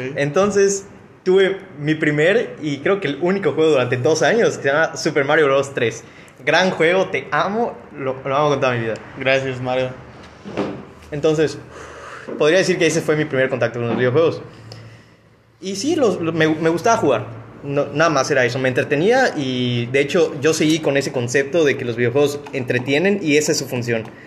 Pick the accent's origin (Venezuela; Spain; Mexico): Mexico; soy mexicano